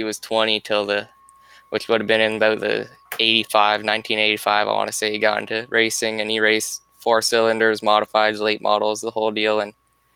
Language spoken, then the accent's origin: English; about 40 minutes from Detroit, Ontario, Canada; accent: Canadian; I'm from Canada, about 40 minutes from Detroit